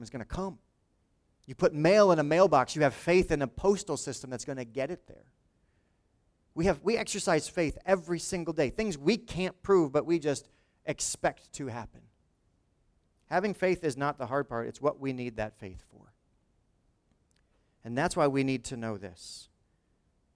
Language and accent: English; Lawrence Township, New Jersey, United States; he went to my high school 10 years before I was there